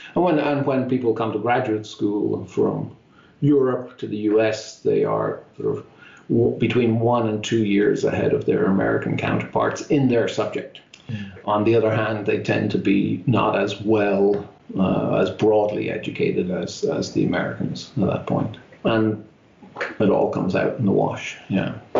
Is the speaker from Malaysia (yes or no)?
no; Dublin, Leinster, Ireland; now in Irvine, United States; I grew up in Dublin in Ireland